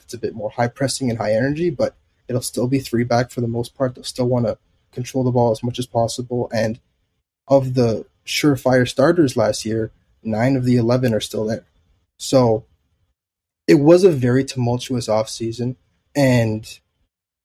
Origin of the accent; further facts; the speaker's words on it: Canada; growing up in Canada